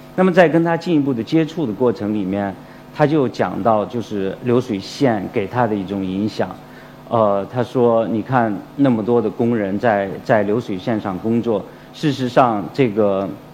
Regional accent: Fenyang, Shanxi, China; accent: Shanxi dialect, Fenyang dialect; moved away; 让我从广州又去了山西，去了我的老家

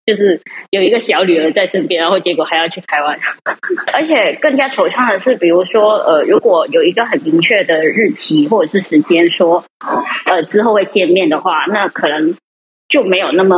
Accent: Guangdong, China; moved away as an adult; now in Taiwan; 因为我是广东人嘛。

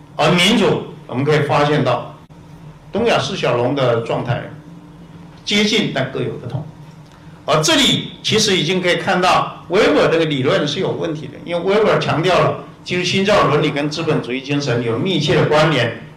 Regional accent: Taiwan; 我们台湾人

